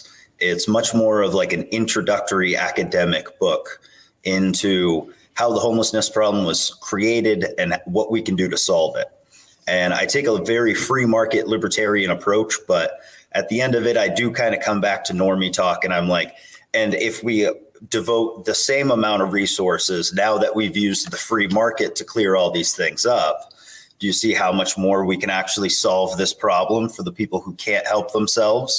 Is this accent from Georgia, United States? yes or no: no; Maine, United States; I'm from Maine. I'm vice chair for Maine.